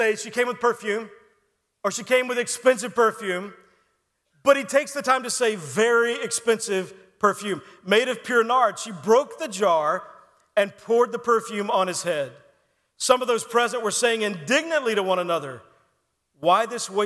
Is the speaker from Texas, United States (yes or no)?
yes; Texas, United States; When I was in high school, I grew up in Texas